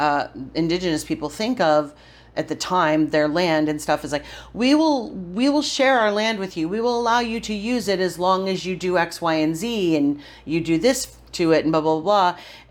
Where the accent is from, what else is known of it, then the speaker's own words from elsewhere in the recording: Johnstown, New York, United States; moved away; my hometown, which is Johnstown, New York, Podunk, upstate New York